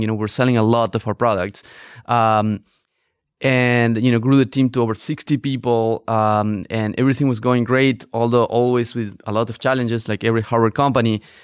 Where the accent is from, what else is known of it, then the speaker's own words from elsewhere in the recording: northern Argentina, Argentina; moved away as an adult; also born or lived in Barcelona, Spain; I grew up in Argentina, in the north of Argentina